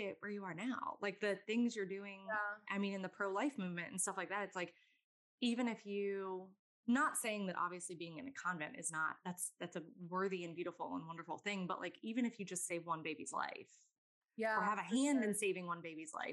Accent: Virginia Beach, Virginia, United States; moved away as an adult; now in Louisiana, United States; I grew up in Virginia. I grew up in Virginia Beach

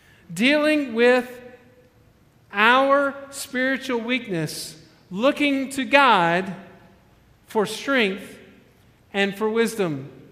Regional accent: Alabama, United States; You know, I came from Alabama. I know that as being like the tornado shelter.

